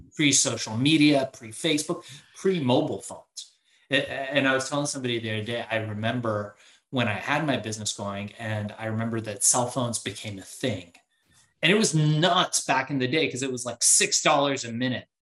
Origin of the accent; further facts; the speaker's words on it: Iran; now in United States; I was born in Iran